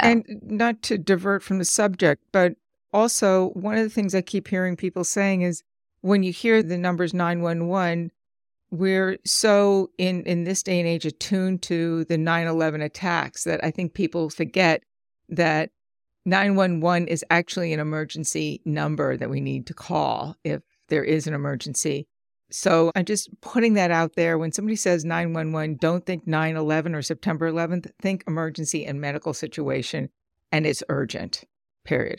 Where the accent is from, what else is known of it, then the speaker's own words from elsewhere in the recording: Long Island, New York, United States; growing up as a kid, our community, where I grew up in Long Island